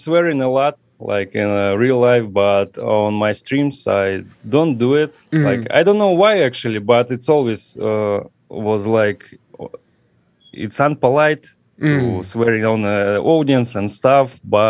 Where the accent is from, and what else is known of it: Russia; English is a second language